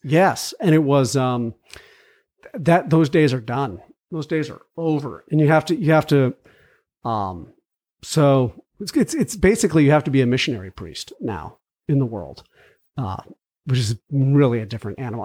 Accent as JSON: {"language": "English", "town": "McLean", "region": "Virginia", "country": "United States", "tie": "born or raised there", "moved": "yes", "said": "I grew up in Virginia. McLean"}